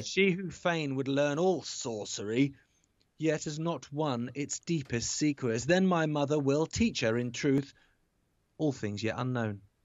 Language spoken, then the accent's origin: English; Isle of Wight, South East England, United Kingdom; I grew up on the Isle of Wight